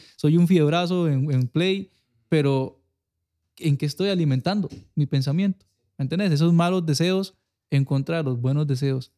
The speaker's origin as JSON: {"language": "Spanish", "town": "Liberia", "region": "Guanacaste", "country": "Costa Rica", "said": "soy de aquí de Liberia"}